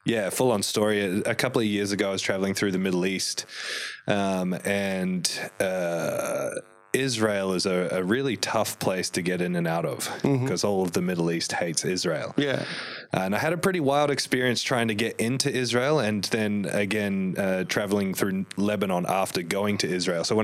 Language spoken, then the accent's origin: English; New Zealand; born there; also born or lived in Sydney, Australia; I was born in New Zealand and we lived for a short time in Sydney.